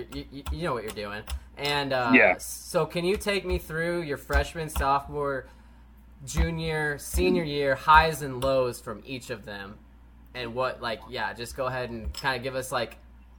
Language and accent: English; Missouri, United States; We're all from Missouri